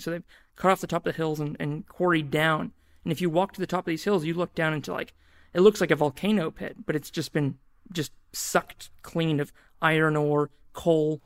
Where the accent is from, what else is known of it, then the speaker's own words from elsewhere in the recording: New Zealand; moved away as an adult; also born or lived in Australia; now in Auckland, New Zealand; I am a New Zealand and I'm a Kiwi under